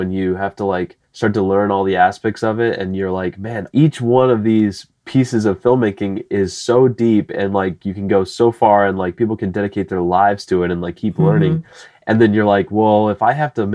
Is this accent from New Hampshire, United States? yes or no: no; Bettendorf, Iowa, United States; also born or lived in Chicago / Los Angeles; now in St. Louis, United States; I grew up in Bettendorf, Iowa. It's a part of the Quad Cities.